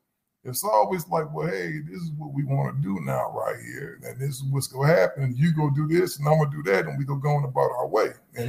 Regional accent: Midwest, United States; And I look forward to those as a kid growing up in the Midwest.

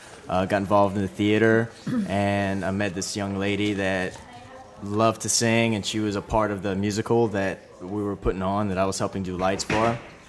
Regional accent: Cut Off, Louisiana, United States; now in New Orleans, United States; I came back to New Orleans after Katrina. I'm originally from Cut Off, Louisiana. And I was living up here, and when the storm happened, I moved back home.

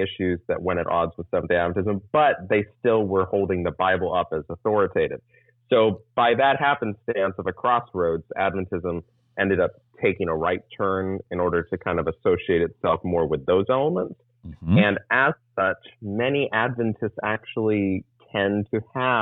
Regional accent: San Diego, California, United States; also born or lived in Texas / Florida; I've lived in Southern California and San Diego County, or San Diego proper, for pretty much from the age of 7 or 8 onwards. So I consider myself a Californian.

